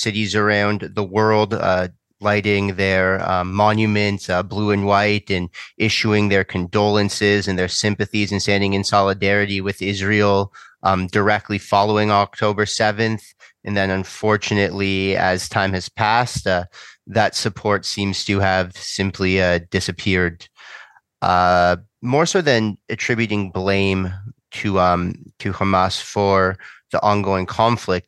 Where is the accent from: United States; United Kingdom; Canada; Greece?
Canada; as a Canadian